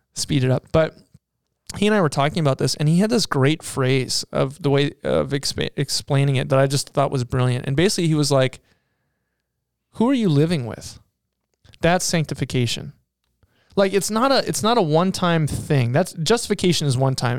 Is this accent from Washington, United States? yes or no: yes; Seattle, Washington, United States; I grew up in Seattle